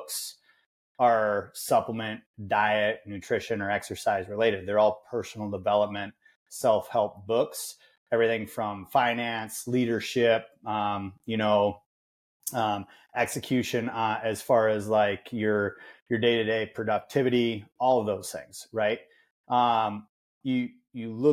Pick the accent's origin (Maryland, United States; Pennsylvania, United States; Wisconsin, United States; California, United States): Wisconsin, United States; I'm from Wisconsin